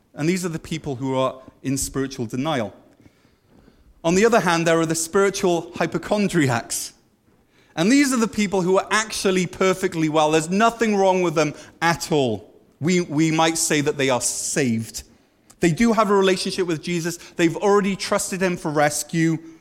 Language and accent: English; Wales, United Kingdom; now in Canada; we used to say in Wales, we'd say, I'm a Christian because I'm Welsh.